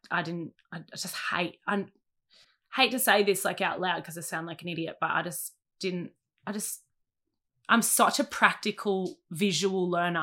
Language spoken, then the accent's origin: English; Sydney, New South Wales, Australia; also born or lived in Mona Vale; born in Monavel, grew up between Narrabeen and Warrywood because my mum lived in Narrabeen, my dad lived in Warrywood